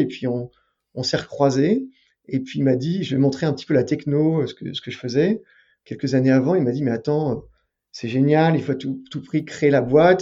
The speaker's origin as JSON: {"language": "French", "town": "Paris", "region": "Île-de-France", "country": "France", "tie": "born or raised there", "said": "J'étais en terminale dans un lycée parisien parce que j'ai grandi à Paris"}